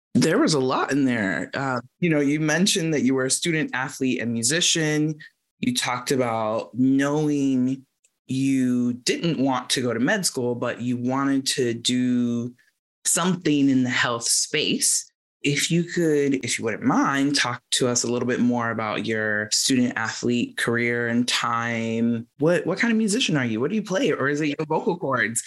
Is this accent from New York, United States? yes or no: no; Georgia, United States; moved away as an adult; now in Massachusetts, United States; I'm from Georgia and now live in Massachusetts.